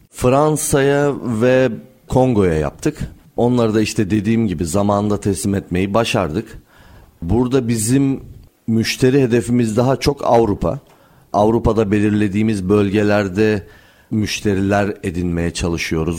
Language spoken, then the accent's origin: Turkish; Amasya, Turkey; moved away as an adult; also born or lived in Istanbul; 1983 Amasya doğumluyum. Öğrenimi Amasya'da tamamladıktan sonra Yıldız Teknik Üniversitesi'ne geldim e, 2002 yılında.